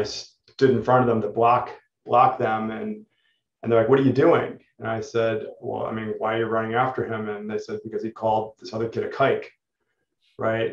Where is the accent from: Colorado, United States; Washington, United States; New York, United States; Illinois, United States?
New York, United States; Scarsdale; also born or lived in Upper East Side, New York City; now in California, United States; I grew up in Scarsdale